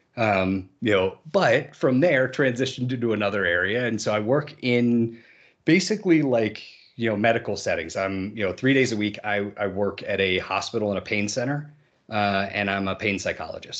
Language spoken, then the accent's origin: English; Massachusetts, United States; I grew up in the Massachusetts area